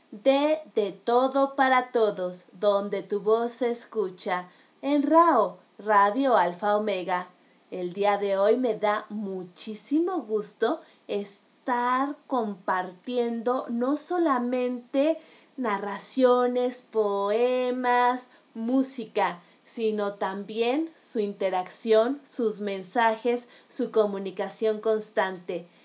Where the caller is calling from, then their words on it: Mexico City, Mexico; los saludo desde la Ciudad de México.